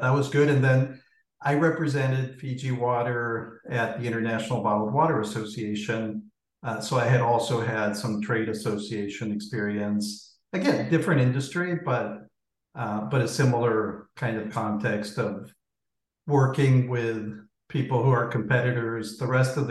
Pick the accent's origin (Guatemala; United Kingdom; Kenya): Guatemala; moved away; I grew up in Guatemala